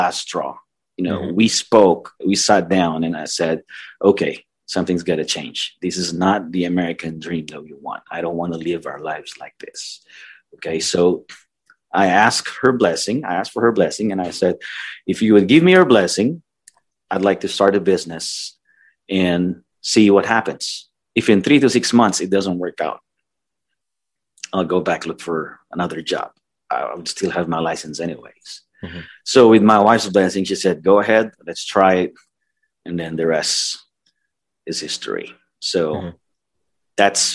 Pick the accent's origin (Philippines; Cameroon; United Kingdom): Philippines; moved away as an adult; now in United States; I'm originally from the Philippines, as most of you guys know. I came here fourth quarter of 1997